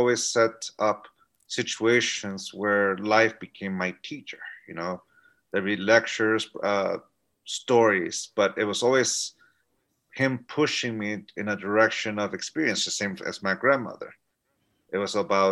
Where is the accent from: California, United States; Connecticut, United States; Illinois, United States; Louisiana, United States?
California, United States; San Diego; also born or lived in Tijuana, Mexico; I grew up and lived in San Diego, California, but every day I commuted into Tijuana to go to school.